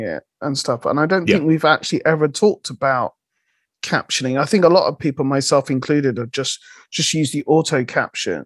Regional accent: West Country, South West England, United Kingdom; accent: West Country; me with my West Country accent

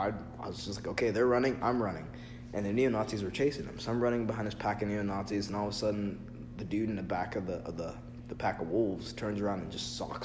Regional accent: United States; I can't go back to Africa because I've never been there because I'm from America.

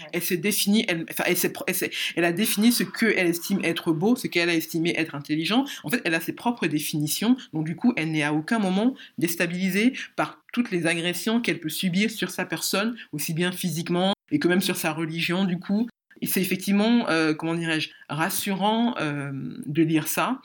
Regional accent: Cameroon; moved away; also born or lived in Ivory Coast; je suis camerounaise

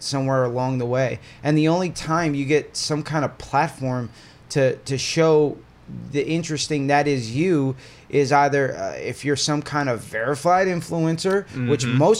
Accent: Perth Amboy, New Jersey, United States; I grew up Perth Amboy.

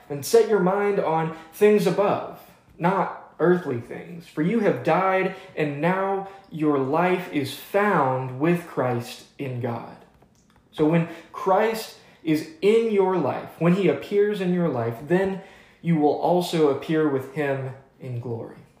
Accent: Atlanta, Georgia, United States; now in Highland Park, Texas, United States; I'm from Atlanta, Georgia

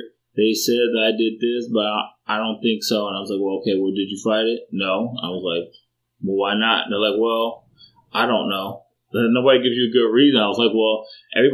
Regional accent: Chicago, Illinois, United States; growing up in Chicago, it's one of those things where it was a rough area

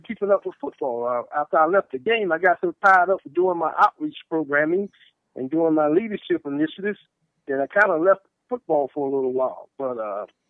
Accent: North Carolina, United States; We got a program where I come from in North Carolina

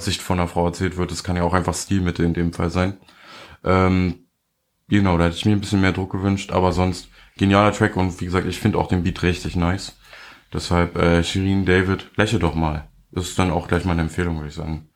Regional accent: Germany; als Deutscher

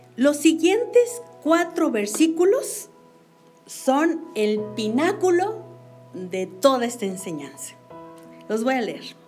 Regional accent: Mexico; como mexicanos

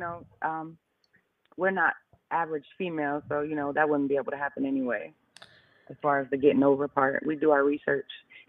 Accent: Akron, Ohio, United States; No, I'm from Akron, Ohio.

